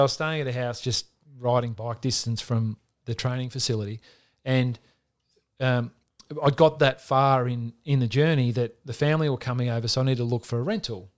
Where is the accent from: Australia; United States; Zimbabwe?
Australia; growing up in Australia, wanting to play A F L footy